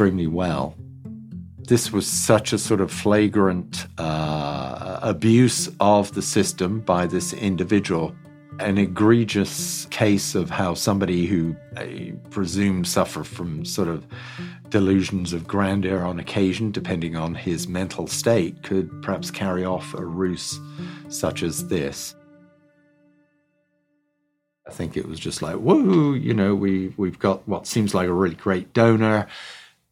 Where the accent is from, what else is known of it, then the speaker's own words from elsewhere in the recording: England, United Kingdom; I grew up in England, rural community, on a dairy farm